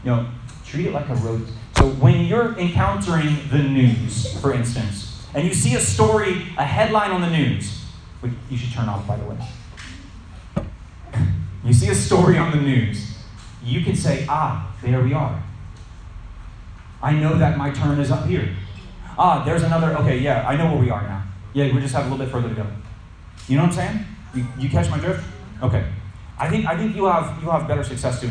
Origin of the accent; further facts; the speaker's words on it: Florida, United States; I grew up in Florida